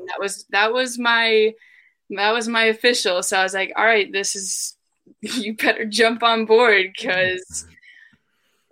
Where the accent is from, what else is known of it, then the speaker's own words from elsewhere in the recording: Michigan, United States; moved away as an adult; also born or lived in Tulsa / Florida; growing up in Michigan